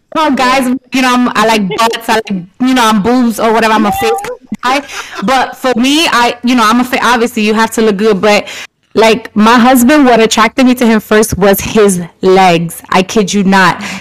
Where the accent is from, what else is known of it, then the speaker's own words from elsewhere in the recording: New York, United States; growing up in New York